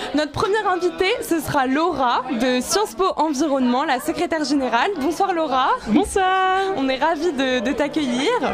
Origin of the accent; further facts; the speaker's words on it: Brittany, France; je viens de Bretagne